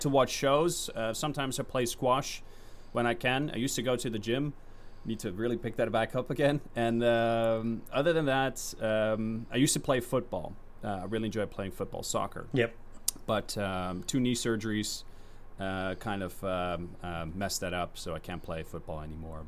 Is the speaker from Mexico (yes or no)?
no; Netherlands; I'm from the Netherlands